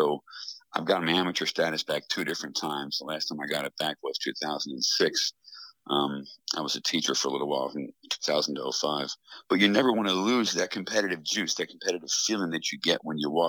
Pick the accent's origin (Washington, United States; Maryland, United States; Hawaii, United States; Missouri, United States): Maryland, United States; Baltimore; I grew up in Baltimore, Baltimore County, Northeast Baltimore County, Parkville area, Towson somewhat.